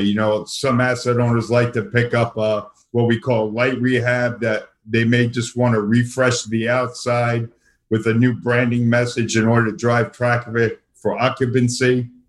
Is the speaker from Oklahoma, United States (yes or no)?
no; New York City, New York, United States; accent: Brooklyn; moved away as an adult; also born or lived in Boston; now in Florida, United States; I still cannot lose my uh, Brooklyn accent. I was originally born and raised in the uh, New York City area, uh, born in Brooklyn, subsequently moved to uh, Queens